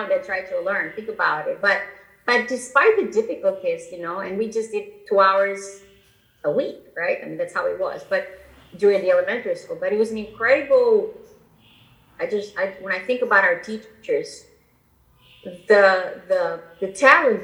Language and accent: English; Albania; English is a second language; moved away as an adult; now in Houston, United States; And so I grew up in Albania. I was born and raised in Albania.